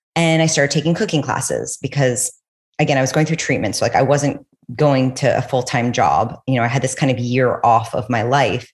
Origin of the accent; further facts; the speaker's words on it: New York City, New York, United States; also born or lived in Los Angeles; I'm from New York City. I went to college in LA. And right after I graduated, I went back home to New York